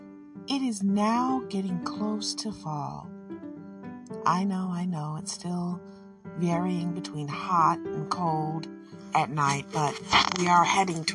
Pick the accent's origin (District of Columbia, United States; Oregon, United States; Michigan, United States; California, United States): Michigan, United States; I'm from Michigan